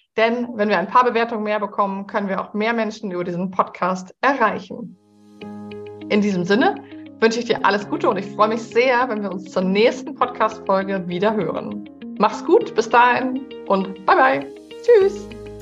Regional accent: Hamburg, Germany; Ich bin ja Hamburgerin

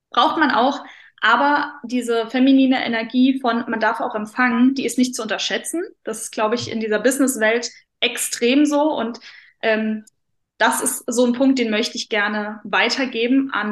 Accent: Saarland, Germany; glaube, ich lebe immer noch im wunderschönen Saarland. Ich muss sagen, ich bin sehr heimatverbunden. Ich liebe meine Heimat.

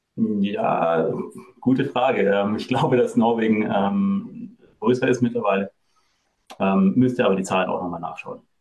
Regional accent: Germany; moved away as an adult; also born or lived in France; now in Norway; Ursprünglich komme ich aus Deutschland

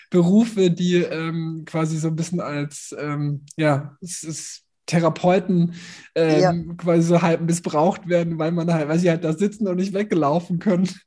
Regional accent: Nuremberg, Bavaria, Germany; moved away; ich komme aus Nürnberg

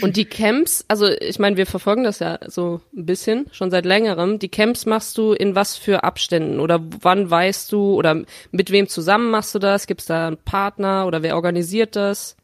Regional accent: Rhineland, Germany; in meiner Heimatstadt äh, im, im schönen Rheinland

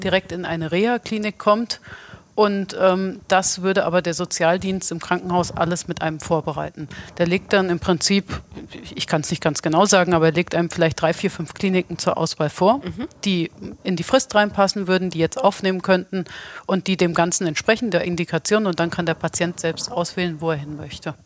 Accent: Hesse, Germany; als Hesse

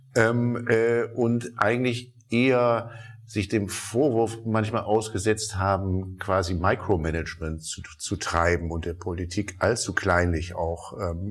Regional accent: Rhineland, Germany; als gebürtiger Rheinländer

